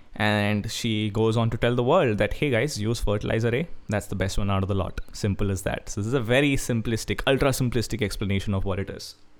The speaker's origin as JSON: {"language": "English", "region": "Kerala", "country": "India", "said": "I'm a guy from Kerala"}